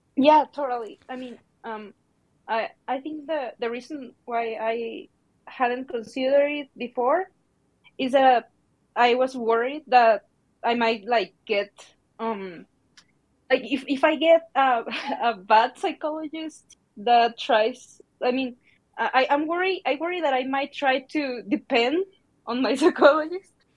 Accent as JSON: {"language": "English", "country": "Mexico", "said": "I'm from Mexico"}